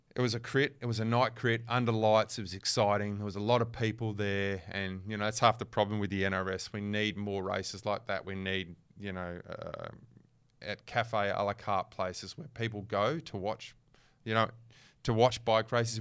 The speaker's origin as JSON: {"language": "English", "region": "Western Australia", "country": "Australia", "said": "I'm from West, I'm West Australian"}